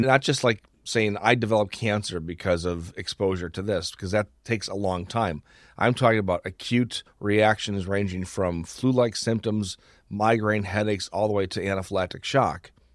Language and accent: English; Wisconsin, United States; I'm talking to a fellow Wisconsin.